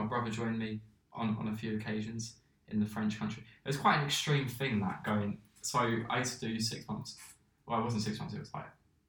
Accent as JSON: {"language": "English", "region": "England", "country": "United Kingdom", "tie": "born or raised there", "also_born_or_lived": "Vienne, France", "said": "I was born in England."}